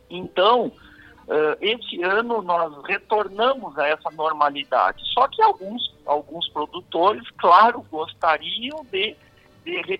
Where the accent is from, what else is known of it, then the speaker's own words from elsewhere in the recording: Caçapava do Sul, Rio Grande do Sul, Brazil; de Caçapavo do Sul, eu sou de Caçapavo